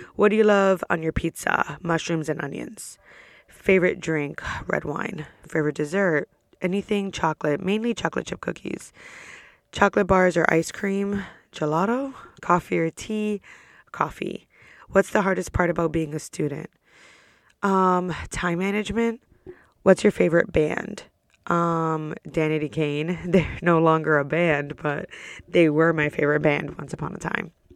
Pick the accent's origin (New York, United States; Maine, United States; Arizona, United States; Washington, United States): New York, United States; now in Orlando, United States; I'm from New York